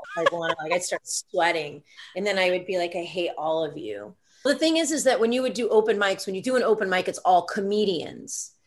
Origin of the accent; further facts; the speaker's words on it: Atlanta, Georgia, United States; also born or lived in Los Angeles; now in New York City, United States; born and raised in Atlanta, Georgia. Uh, I live in New York City, have been here for a thousand years